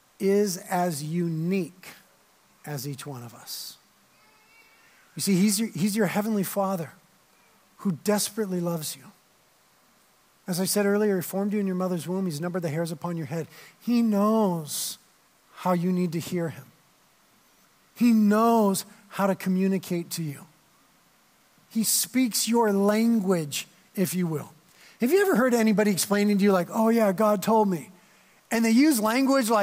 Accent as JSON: {"language": "English", "town": "Carpinteria", "region": "California", "country": "United States", "tie": "born or raised there", "said": "I'd been living in Carpinteria, born and raised in Carpinteria"}